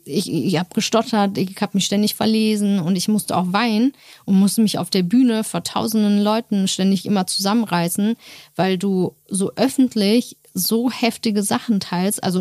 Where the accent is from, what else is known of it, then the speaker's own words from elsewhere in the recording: Turkey; ja, sorry, ich bin auch Türkin